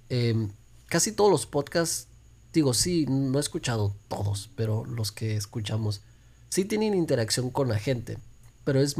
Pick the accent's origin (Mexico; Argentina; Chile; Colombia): Mexico; now in United States; Em, y ahí es donde yo vivía desde que llegué de México.